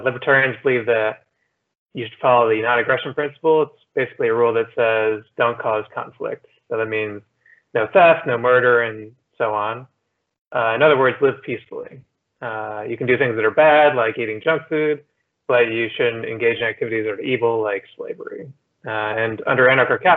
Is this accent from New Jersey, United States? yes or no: yes; New Jersey, United States; also born or lived in Pittsburgh / Philadelphia / New York; now in Miami, United States; I grew up in New Jersey, then I lived in Pittsburgh, Philadelphia